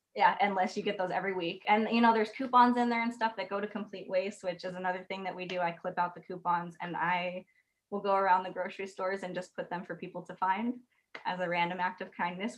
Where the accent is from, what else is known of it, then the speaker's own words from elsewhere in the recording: Arizona, United States; now in Portland, United States; I grew up in Arizona where nothing grows